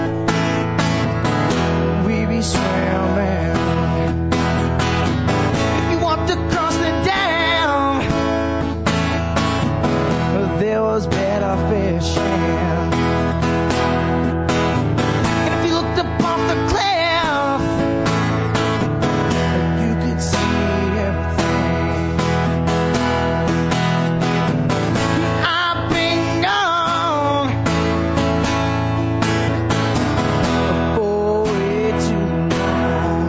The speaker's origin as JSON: {"language": "English", "town": "Kakabeka Falls", "region": "Ontario", "country": "Canada", "tie": "born or raised there"}